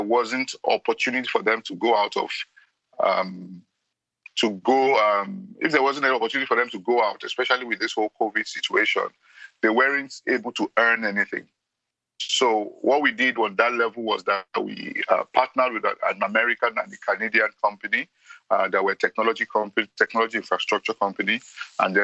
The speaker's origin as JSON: {"language": "English", "country": "Nigeria", "said": "I'm from Nigeria"}